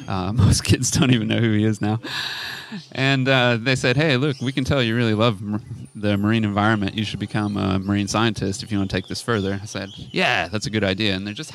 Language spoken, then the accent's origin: English; California, United States; moved away as an adult; now in Noosa, Australia; I'm Californian, born and bred. I had a very eclectic life, lived in the city, lived in the mountains, built my own house way back when